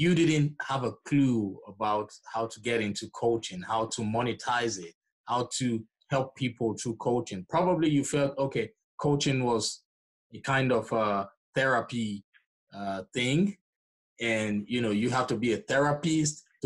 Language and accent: English; Nigeria; moved away; I'm originally from Nigeria, so we typically don't joke with education